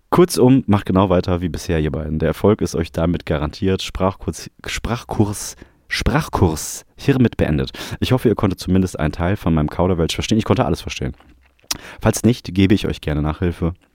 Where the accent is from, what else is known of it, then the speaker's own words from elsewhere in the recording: Vienna, Austria; accent: Viennese; Wauni jetzt an einfach in mein Wiener Dialekt wechsel